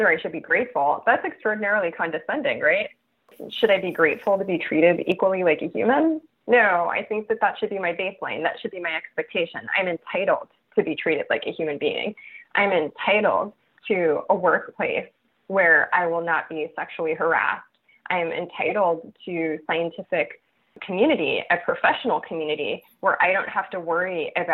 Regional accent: Los Angeles, California, United States; I grew up in East Los Angeles, which is a primarily Mexican and Central American immigrant and descendant of immigrant community

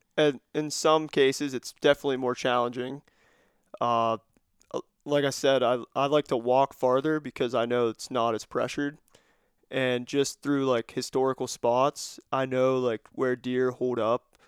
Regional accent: Cambria County, Pennsylvania, United States; I'm from Cambria County here in P A.

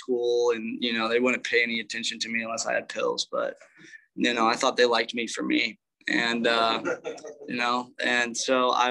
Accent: Indianapolis, Indiana, United States; I grew up in Indianapolis. That's where I'm originally from.

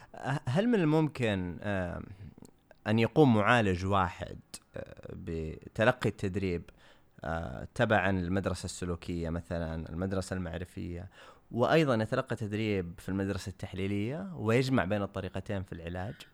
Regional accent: Saudi Arabia; عندنا في السعودية

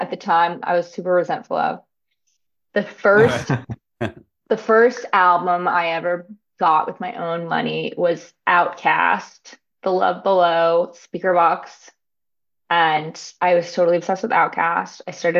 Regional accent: New York City, New York, United States; moved away as an adult; now in Los Angeles, United States; I was born and raised in Manhattan and Brooklyn in New York.

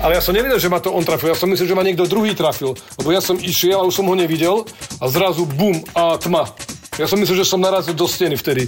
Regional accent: Slovakia; My sme Slováci

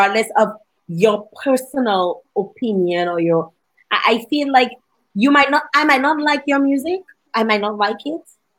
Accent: Dominica; now in Canada; she heard my accent and she's like, where are you from? You know, and I'm like, Dominica

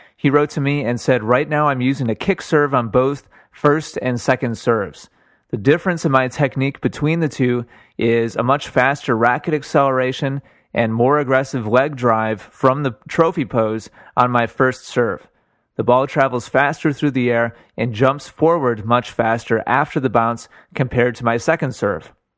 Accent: Milwaukee, Wisconsin, United States; moved away; I'm from Milwaukee originally

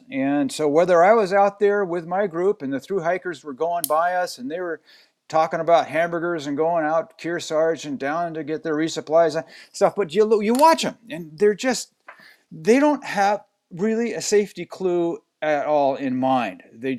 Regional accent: California, United States; I am kind of from California, although I hate to say it.

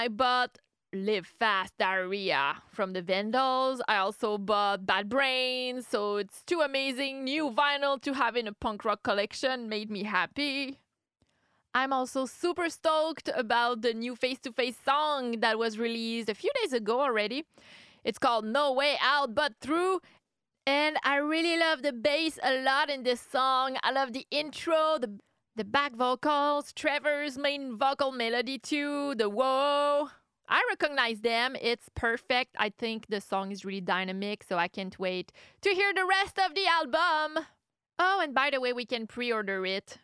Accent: Canada; I'm from Canada

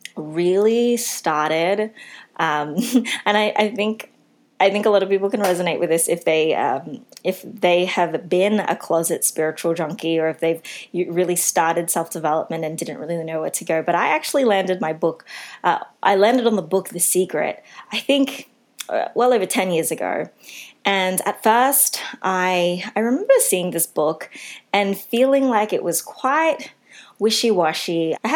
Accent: Philippines; especially coming from a Christian background growing up, with my culture as a Filipino.

